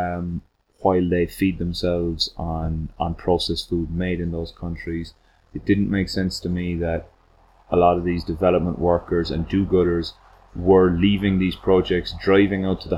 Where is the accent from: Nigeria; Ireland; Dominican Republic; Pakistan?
Ireland; moved away as an adult; now in Tzununa, Guatemala; I grew up in the countryside in Ireland.